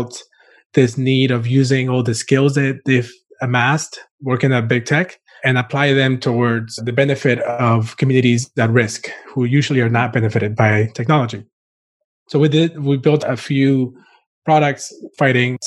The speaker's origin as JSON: {"language": "English", "country": "Costa Rica", "tie": "born or raised there", "also_born_or_lived": "Cuba / Florida", "moved": "yes", "lives_now": "New York City, United States", "said": "I was born in Cuba and grew up in Costa Rica and started my career in design in Florida"}